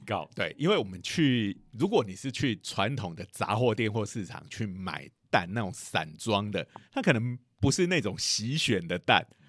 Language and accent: Chinese; Taiwan; 不是只有我们台湾人喜欢洗东西